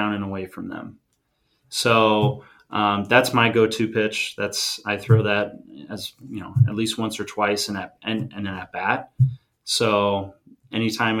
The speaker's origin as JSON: {"language": "English", "town": "San Diego", "region": "California", "country": "United States", "tie": "born or raised there", "said": "growing up in San Diego"}